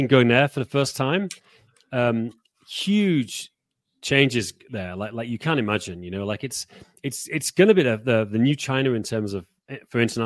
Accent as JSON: {"language": "English", "region": "Yorkshire and the Humber", "country": "United Kingdom", "tie": "born or raised there", "moved": "as an adult", "lives_now": "Czech Republic", "said": "I've lived in Czech Republic longer than I live where I grew up in Yorkshire. You know, I lived there 18 years"}